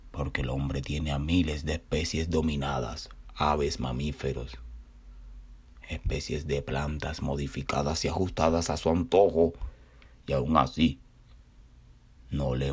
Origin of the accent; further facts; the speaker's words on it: Cuba; now in Brooklyn, United States; me recordó a una vecinita mía de mi pueblito natal allá en Cuba.